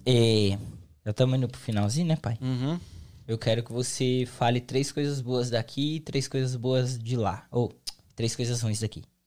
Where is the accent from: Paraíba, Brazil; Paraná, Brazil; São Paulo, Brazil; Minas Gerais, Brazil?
São Paulo, Brazil; now in United States; São Paulo, capital